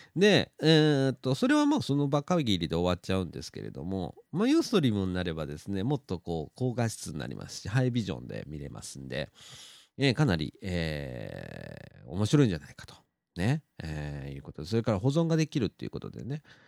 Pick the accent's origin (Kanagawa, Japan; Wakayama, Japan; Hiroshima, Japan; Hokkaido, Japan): Wakayama, Japan; Shirahama; moved away; 車でね、十分ぐらいで行けるんですよ、うちの実家から